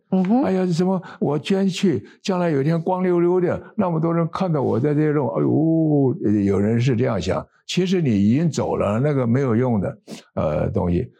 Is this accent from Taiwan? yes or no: yes; Taiwan; 我们台湾人民很勤奋的